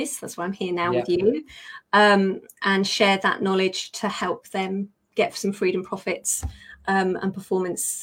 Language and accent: English; United Kingdom; accent: British; I am a Brit